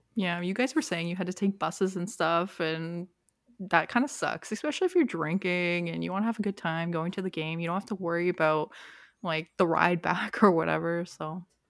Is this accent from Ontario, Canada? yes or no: yes; Toronto, Ontario, Canada; now in Durham Region, Canada; I grew up in Toronto